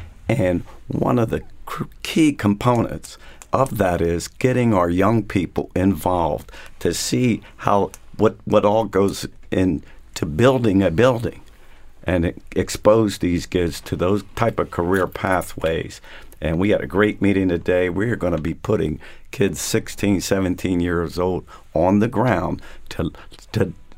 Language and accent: English; York, Pennsylvania, United States; born or raised there